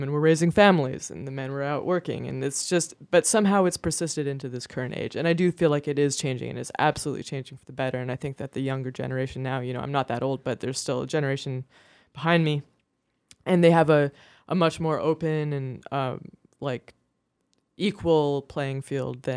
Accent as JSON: {"language": "English", "town": "Kelowna", "region": "British Columbia", "country": "Canada", "tie": "born or raised there", "moved": "yes", "lives_now": "Greenfield, United States", "said": "my hometown of Kelowna, British Columbia"}